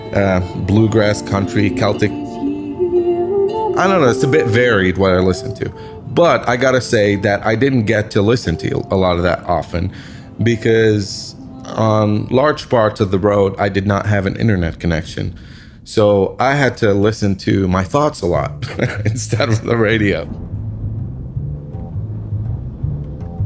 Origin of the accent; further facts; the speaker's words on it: Lebanon; I'm a photographer from Lebanon, the country in the Middle East